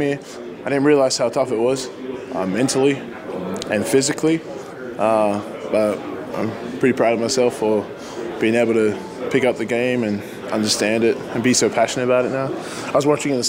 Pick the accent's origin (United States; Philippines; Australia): Australia; moved away; my home country